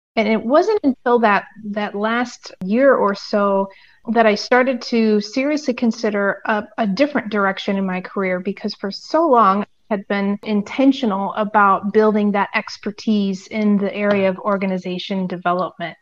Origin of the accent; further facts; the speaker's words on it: United States; moved away as an adult; now in Europe; living internationally as an American